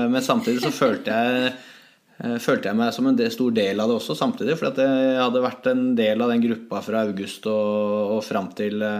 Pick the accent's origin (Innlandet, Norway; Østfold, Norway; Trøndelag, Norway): Innlandet, Norway; Hamar; moved away as an adult; also born or lived in St. Petersburg, Russia; her hjemme på Hamar